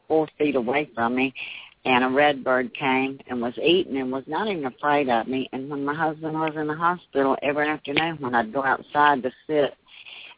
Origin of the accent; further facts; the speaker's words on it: Milton, Florida, United States; I'm from Milton, Florida